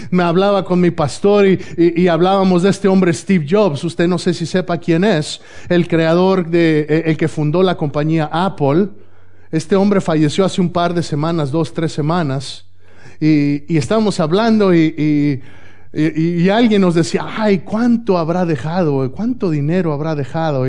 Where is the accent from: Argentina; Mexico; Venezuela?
Mexico; moved away; Si yo estoy en México, en mi país natal